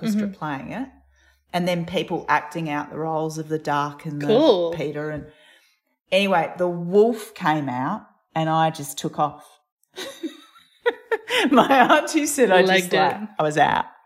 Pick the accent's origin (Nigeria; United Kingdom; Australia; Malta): Australia; Adelaide, South Australia; I grew up in Tundania on Kaurna